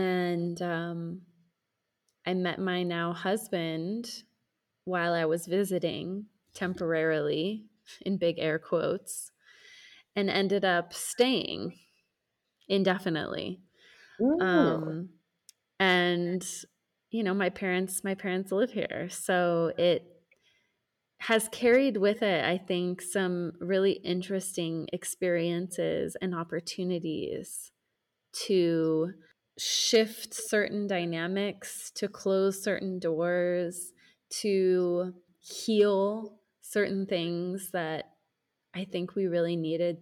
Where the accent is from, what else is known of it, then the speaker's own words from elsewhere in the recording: United States; moved away as an adult; now in Mexico; the social order that I was raised in the United States for most of my life